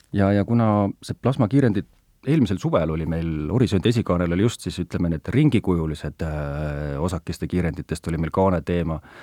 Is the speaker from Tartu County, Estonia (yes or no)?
no; Kiviõli, Ida-Viru County, Estonia; mina kui Põhja-Eesti inimene, minu kodulinn või lapsepõlve kodulinn on Kiviõli